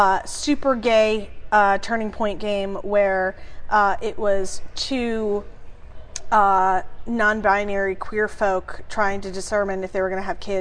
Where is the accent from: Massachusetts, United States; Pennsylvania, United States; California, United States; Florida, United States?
Massachusetts, United States; Western; I'm from Western Mass.